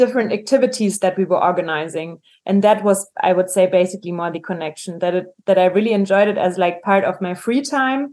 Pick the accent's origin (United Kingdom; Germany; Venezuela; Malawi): Germany; moved away as an adult; also born or lived in New Zealand / Peru / Ireland / Argentina; I grew up in Germany